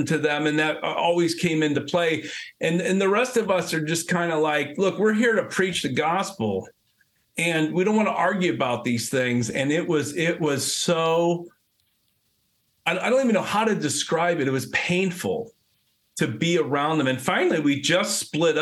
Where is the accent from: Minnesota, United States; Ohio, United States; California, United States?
Ohio, United States; you're from Ohio